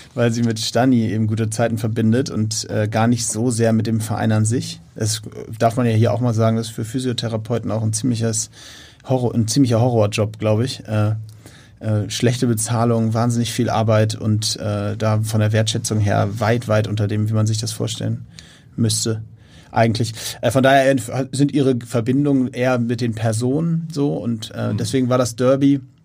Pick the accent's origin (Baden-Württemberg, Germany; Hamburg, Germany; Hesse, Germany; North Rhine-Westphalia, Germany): Hamburg, Germany; ich war als Kind, äh, bin ich zum hier als Hamburger mit zum HSV genommen worden von meinem Vater